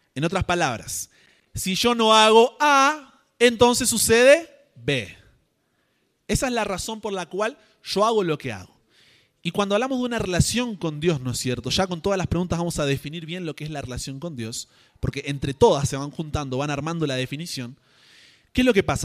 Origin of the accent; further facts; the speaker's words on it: Argentina; yo como argentino